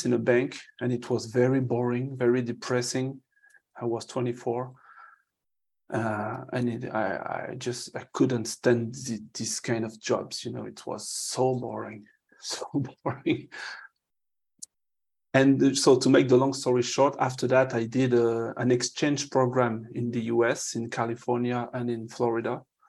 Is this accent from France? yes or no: yes; France; English is a second language; I'm French